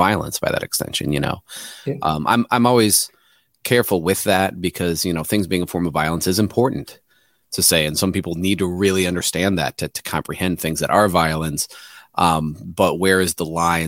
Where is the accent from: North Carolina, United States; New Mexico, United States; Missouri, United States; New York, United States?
Missouri, United States; I'm from Missouri